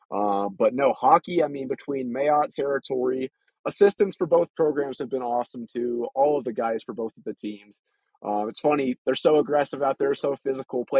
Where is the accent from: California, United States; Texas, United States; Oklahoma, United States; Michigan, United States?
Texas, United States; moved away as an adult; now in Colorado Springs, United States; Growing up in Texas